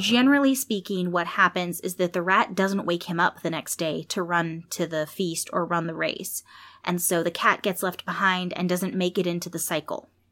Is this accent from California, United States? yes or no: yes; California, United States; I was born in California